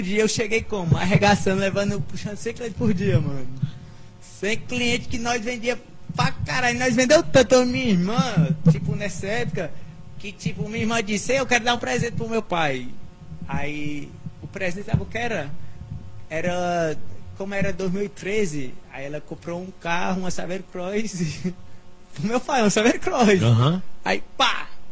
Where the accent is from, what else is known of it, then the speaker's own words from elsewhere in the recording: Sumé, Paraíba, Brazil; moved away as an adult; also born or lived in Congo (town of birth, Paraíba); now in São Paulo, Brazil; Com sete anos eu voltei para Sumé. E fui criado aqui em Sumé